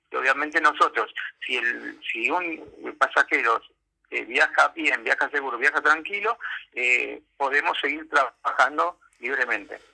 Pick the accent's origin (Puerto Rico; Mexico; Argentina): Argentina; soy argentino, documentado, ejerzo el derecho a voto